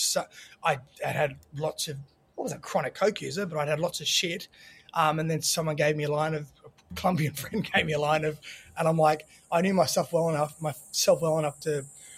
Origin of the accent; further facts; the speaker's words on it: Australia; moved away as an adult; also born or lived in Sydney; now in Los Angeles, United States; growing up in Australia